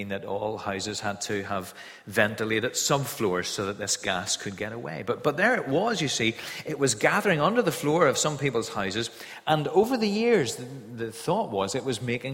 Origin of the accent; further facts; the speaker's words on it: Kilkeel, Northern Ireland, United Kingdom; When I was growing up in Kilkeel in the Mourns